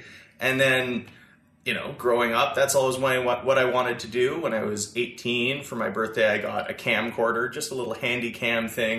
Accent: Chelsea, Quebec, Canada; I grew up in Chelsea, Quebec, so just up in Gatineau.

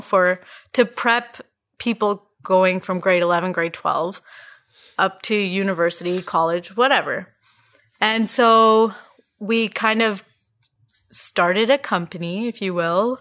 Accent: Ottawa, Ontario, Canada; born and raised in Ottawa.

